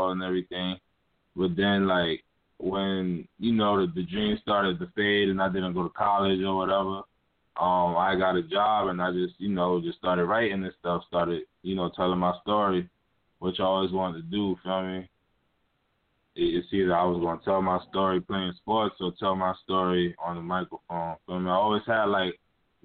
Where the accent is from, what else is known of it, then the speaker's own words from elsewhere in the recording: Hollywood, South Carolina, United States; now in Brooklyn, United States; I currently live in Brooklyn, New York, but I'm from Hollywood, South Carolina